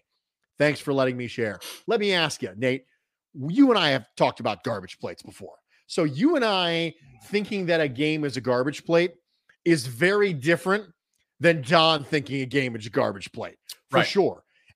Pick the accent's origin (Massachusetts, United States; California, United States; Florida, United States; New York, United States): New York, United States; Rochester; And I'm from Rochester. I respect your view on garbage plates.